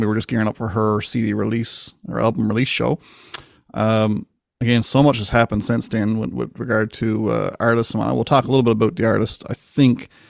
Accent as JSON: {"language": "English", "region": "Newfoundland and Labrador", "country": "Canada", "tie": "born or raised there", "said": "I grew up just like any other kid in Newport, Newfoundland"}